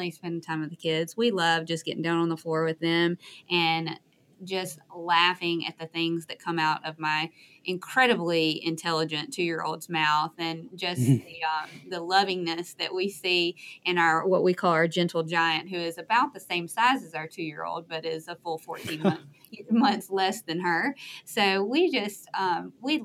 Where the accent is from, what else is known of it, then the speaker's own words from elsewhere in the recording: Sumter County, Alabama, United States; now in Tuscaloosa, United States; So I grew up in Sumter County